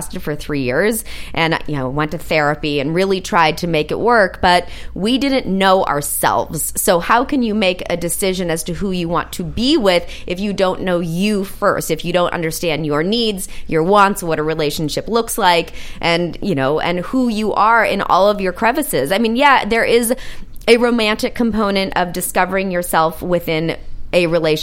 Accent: Los Angeles, California, United States; I'm born and bred West Angelino.

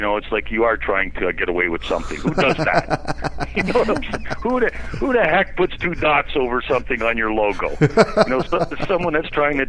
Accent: Canada; I'm Canadian my whole life

